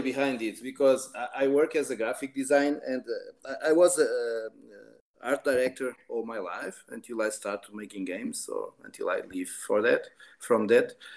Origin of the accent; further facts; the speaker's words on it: Portugal; I live here. that's my home country